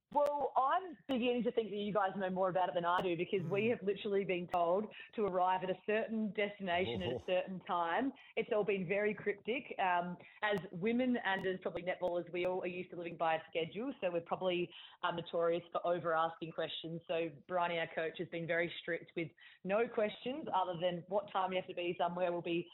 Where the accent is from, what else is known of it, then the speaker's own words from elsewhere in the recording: Adelaide, South Australia, Australia; moved away as an adult; now in Sydney, Australia; And when I moved over from Adelaide at the end of the 2016 season, I sort of thought, oh, I'll just come to Sydney and get a new experience for a couple of years and then probably just end up going home.